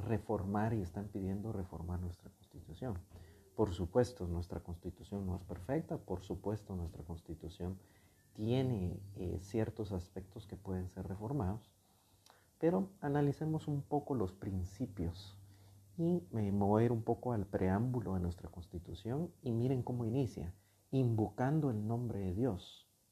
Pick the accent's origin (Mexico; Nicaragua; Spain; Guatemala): Guatemala; reconocemos como guatemaltecos que tenemos una fe